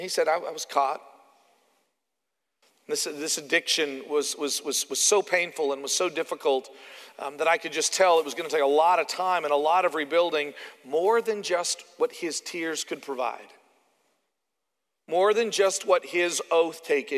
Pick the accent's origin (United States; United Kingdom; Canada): Canada; moved away; I'm from Canada.